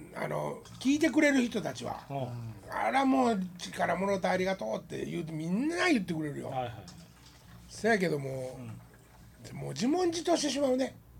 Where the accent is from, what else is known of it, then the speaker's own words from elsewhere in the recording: Wakayama, Japan; moved away as an adult; 俺が和歌山帰って